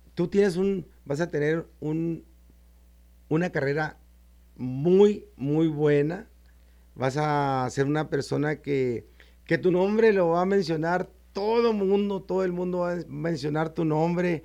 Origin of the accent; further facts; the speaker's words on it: Chihuahua, Mexico; yo soy lo norteño, lo norteño hasta el tope de, de Chihuahua, Chihuahua